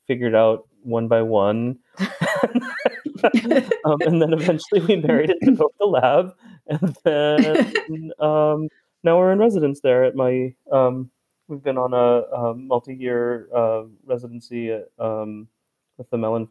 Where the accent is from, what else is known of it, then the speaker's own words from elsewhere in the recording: San Diego, California, United States; also born or lived in New York; I grew up here in San Diego